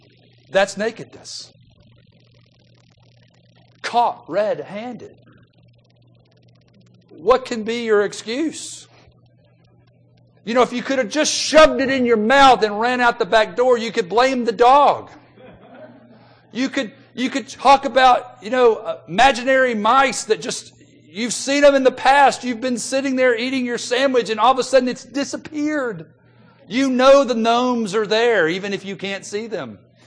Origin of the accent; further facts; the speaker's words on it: Memphis, Tennessee, United States; Growing up in Memphis, Tennessee, like I did, my wife and I bought a house when we first got married.